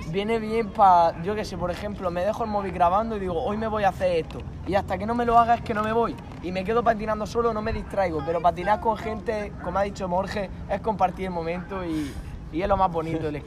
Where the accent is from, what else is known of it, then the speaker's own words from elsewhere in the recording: Lorca, Region of Murcia, Spain; nosotros somos de Lorca, somos unos pringados